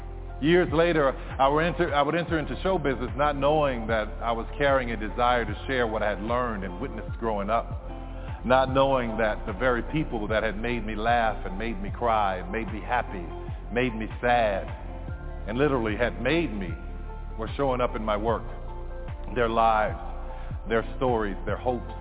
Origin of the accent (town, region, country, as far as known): New Orleans, Louisiana, United States; born or raised there